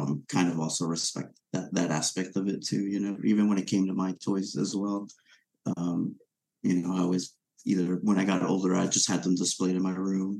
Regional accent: Venezuela; moved away; I grew up in Venezuela

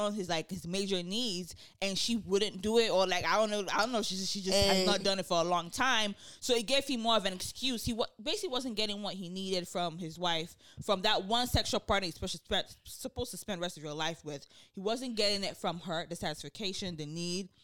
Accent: Nigeria; moved away; also born or lived in South Side (Chicago), United States; I am Nigerian and I grew up in Nigeria as well.

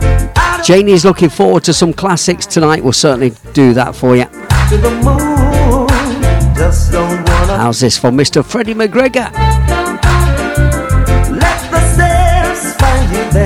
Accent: Leicester, East Midlands, United Kingdom; my hometown, Leicester Town

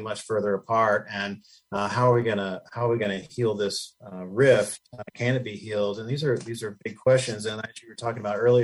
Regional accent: Tennessee, United States; moved away; I'm from Tennessee originally

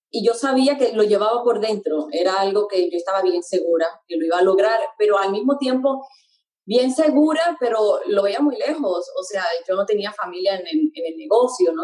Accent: Puerto Rico; moved away; mi niñez fue en Puerto Rico este, la mayor parte de mi niñez

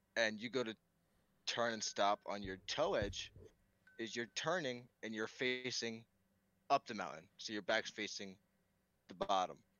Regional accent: Pennsylvania, United States; also born or lived in New York; I grew up primarily in Pennsylvania, and so that's where the mountains come from

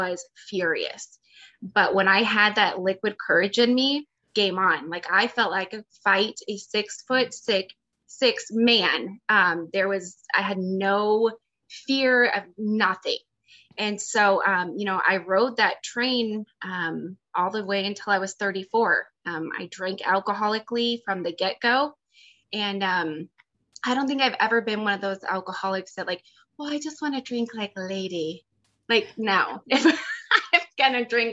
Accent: Phoenix, Arizona, United States; I grew up in a fairly affluent neighborhood in, it's called Ahwatukee. It's a suburb

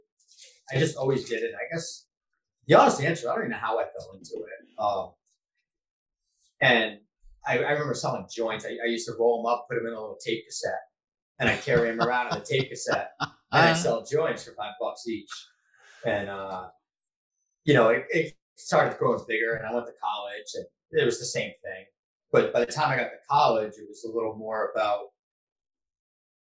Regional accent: New Hampshire, United States; I'm from New Hampshire

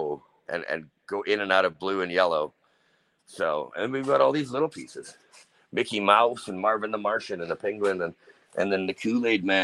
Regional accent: Canada; we are Canadian

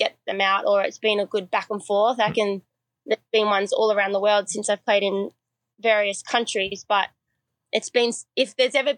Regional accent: Sydney, New South Wales, Australia; also born or lived in Memphis, Tennessee, United States; growing up as a kid, as an Aussie

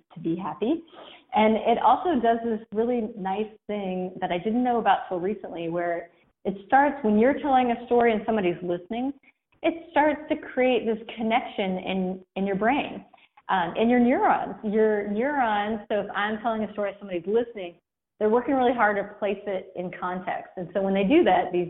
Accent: Kentucky, United States; accent: Southern; It's very Southern. It sounds very Southern. I'm from Kentucky.

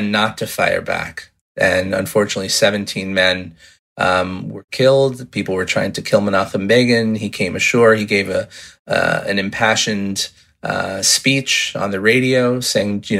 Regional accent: United States; I'm the American

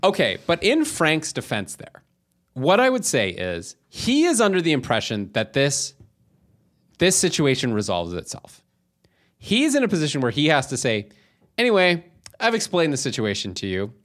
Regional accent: Canada; as a Canadian

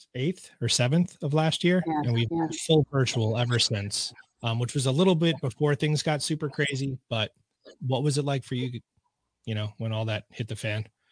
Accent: Suffern, New York, United States; I grew up in Suffern, so this is you know my town.

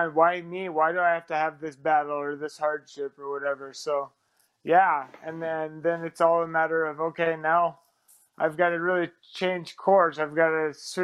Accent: Seattle, Washington, United States; moved away; also born or lived in Arizona / Utah; I'm originally from Seattle, but then I went to high school in Arizona

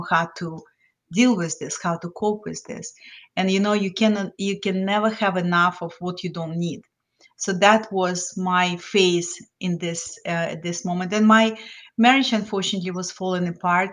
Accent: Lithuania; English is a second language; moved away as an adult; also born or lived in New Jersey, United States / South of France; now in Florida, United States; I came to the United States as an immigrant from Lithuania. So I was well-educated, had master's degree in physics, but I didn't speak English

